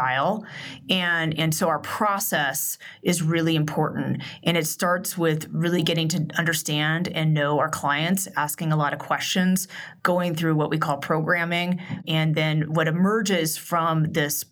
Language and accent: English; Portland, Oregon, United States; moved away as an adult; also born or lived in Boulder, Colorado / New York City / Sydney, Australia; now in Aspen, United States; I grew up in Portland, Oregon